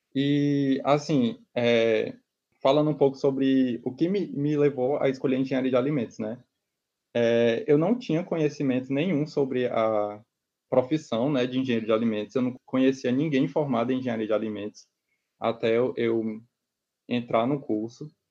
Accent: Itapipoca, Ceará, Brazil; moved away as an adult; also born or lived in Fortaleza; nascido no interior do estado do Ceará. É, eu sou da cidade de Itapipoca. E eu me mudei para Fortaleza

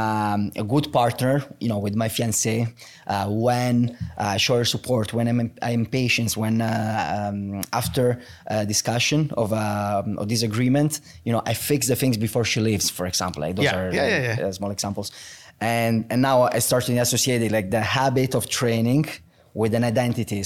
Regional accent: Bari, Apulia, Italy; English is a second language; moved away as an adult; now in Toronto, Canada; I come from Bari

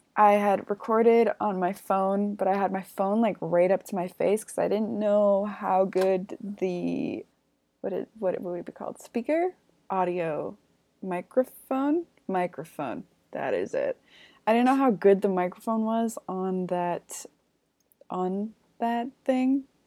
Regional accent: Canada; I'm from Canada

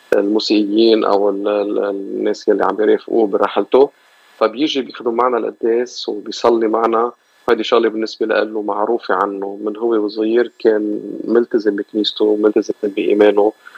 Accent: Lebanon; now in Los Angeles, United States; كلبنانيه آه، بهيدي المنطقه من العالم بامريكا بلوس انجلوس خاصه

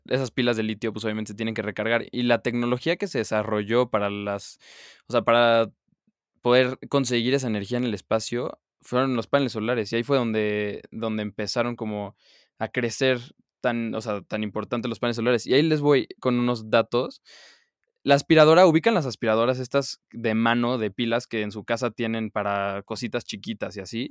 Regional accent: Mexico; mi país

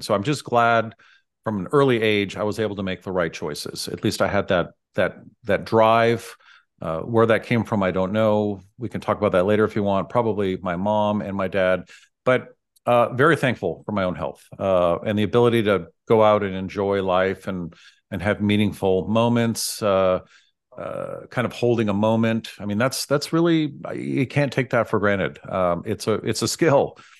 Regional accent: San Francisco, California, United States; I grew up in San Francisco

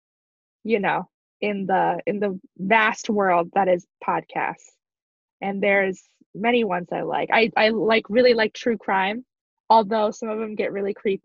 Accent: Wyoming, United States; I'm from Wyoming, very much a hick.

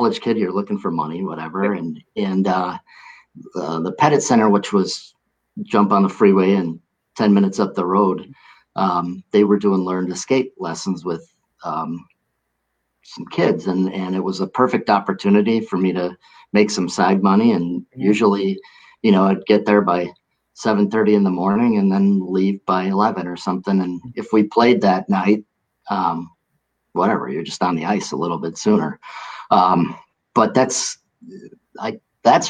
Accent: Milwaukee, Wisconsin, United States; MSOE said, yeah, we'll take you right away. So it was my hometown

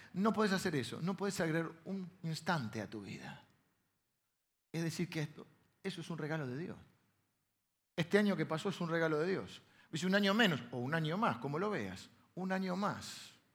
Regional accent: Castelar, Buenos Aires Province, Argentina; also born or lived in La Plata; yo nací en La Plata, pero mi primera infancia fue eh, en Castelar

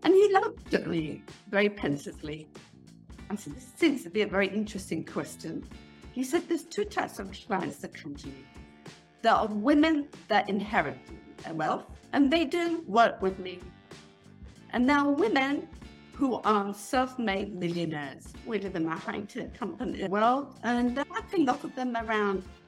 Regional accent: England, United Kingdom; now in Israel; I am originally from England. I've been living in Israel for 40 years.

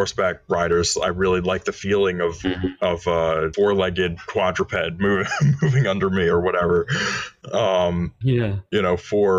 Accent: Maryland, United States; I hail from Maryland. I live outside of Washington, D.C.

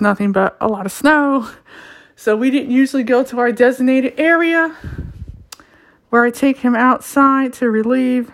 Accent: Ohio, United States; born and raised in Ohio

